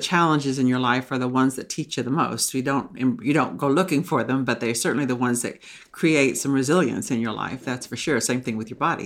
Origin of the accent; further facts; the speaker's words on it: Texas, United States; now in Maine, United States; I grew up in Texas